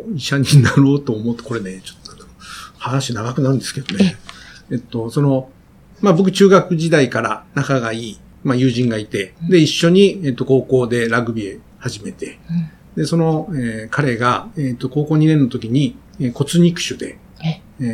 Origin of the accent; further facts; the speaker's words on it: Chikugo, Fukuoka, Japan; moved away; 福岡の筑後市というところで